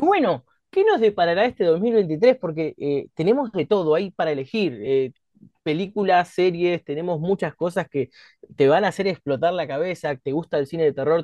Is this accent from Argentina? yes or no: yes; Argentina; como argentinos